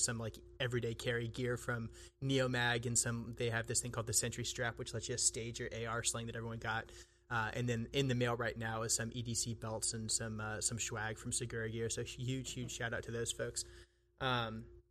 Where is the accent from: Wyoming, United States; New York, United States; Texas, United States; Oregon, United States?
Texas, United States; I grew up in Texas in the United States.